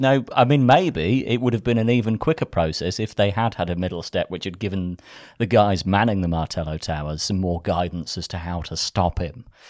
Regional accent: Folkestone, South East England, United Kingdom; growing up in the nineties in Folkestone

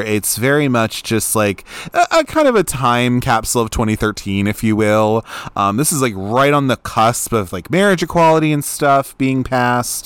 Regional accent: Baltimore, Maryland, United States; I'm from Baltimore. I live in Baltimore

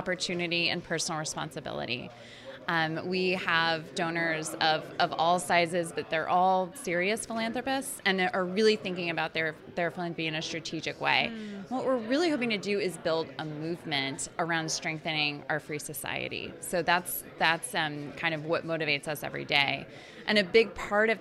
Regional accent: Indiana, United States; I grew up in Indiana

